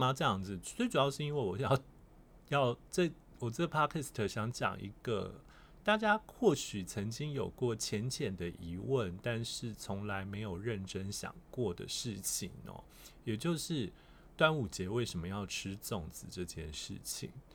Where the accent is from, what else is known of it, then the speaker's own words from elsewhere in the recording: Kaohsiung, Taiwan; 虽然我是高雄人